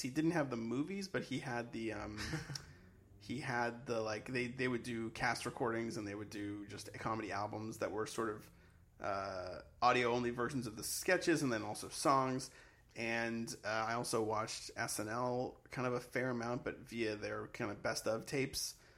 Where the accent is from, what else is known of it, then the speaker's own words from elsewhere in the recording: Sharon, Massachusetts, United States; growing up in Sharon was uh, sort of idyllic and sort of boring